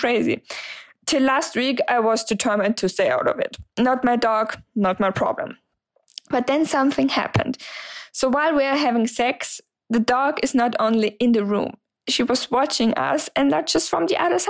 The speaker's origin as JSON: {"language": "English", "country": "Germany", "second_language": "English", "said": "I'm 26 years old and I'm from Germany, so sorry for the accent."}